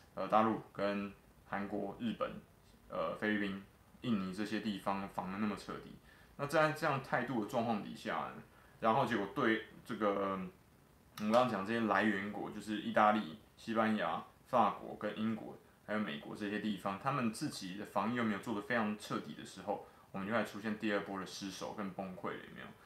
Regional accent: Taiwan; 我作为一个台湾人

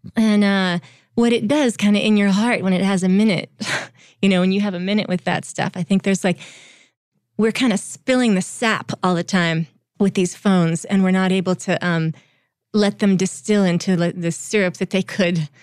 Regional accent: Vermont, United States; So I grew up in Vermont

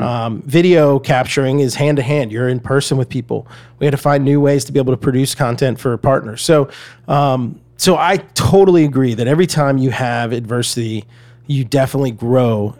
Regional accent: Atlanta, Georgia, United States; moved away as an adult; also born or lived in Red Bank, New Jersey / Boston / Evanston, Illinois; So I grew up in Atlanta, Georgia. Uh, I was actually born in New Jersey, uh, Red Bank, New Jersey, but it was only there about eight months and, uh, went to Atlanta.

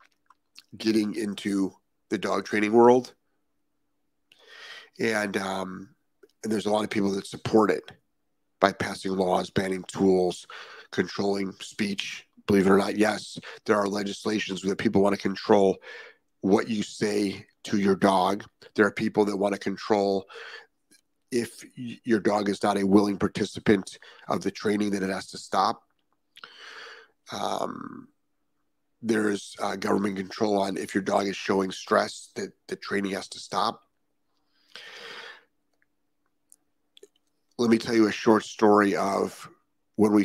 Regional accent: Ohio, United States; also born or lived in southern Florida; now in Florida, United States; I'm from Ohio, where we had lots of snow, and it often we couldn't fly back into Cleveland

